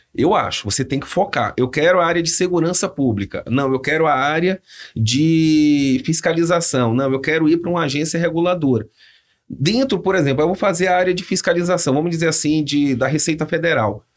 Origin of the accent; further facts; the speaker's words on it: Salvador, Bahia, Brazil; accent: Bahian; moved away as an adult; also born or lived in Campinas (Viracopos); now in São José dos Campos, Brazil; Que sou de Salvador